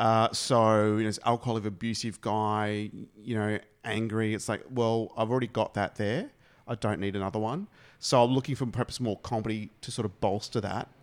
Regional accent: Australia; we're Australian and we're here in Australia

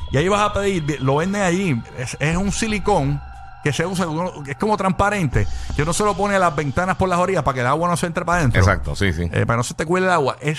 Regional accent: Venezuela; yo que yo soy venezolana y mi familia la conoce

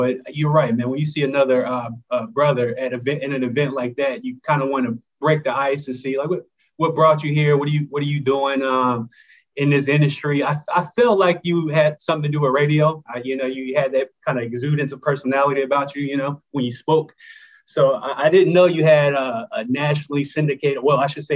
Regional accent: Greensboro, North Carolina, United States; I grew up in Greensboro, North Carolina, not too far

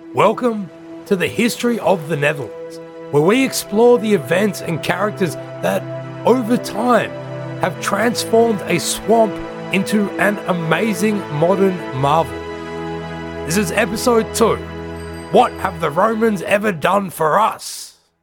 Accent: Australia; I'm from Australia

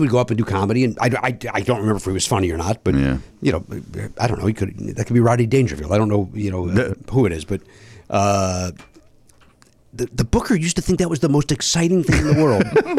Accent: Chicago, Illinois, United States; Ray Rayner's a guy I grew up watching on Chicago television.

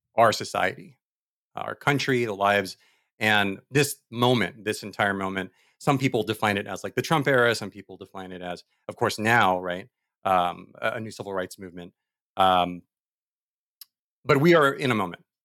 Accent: Diamond Bar, California, United States; I was born in Diamond Wire, which is the town that I think is as old as I am

